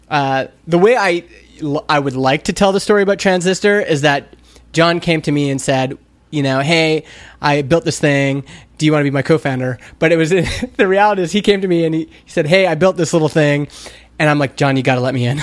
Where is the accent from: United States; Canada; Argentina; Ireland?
Canada; I'm Canadian.